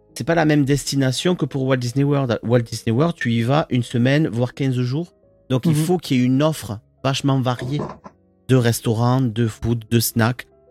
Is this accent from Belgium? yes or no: no; France; chez nous, en France, enfin en Europe plus généralement